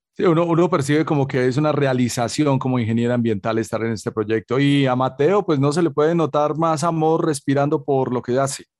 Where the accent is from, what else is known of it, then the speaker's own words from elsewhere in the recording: Colombia; como colombiano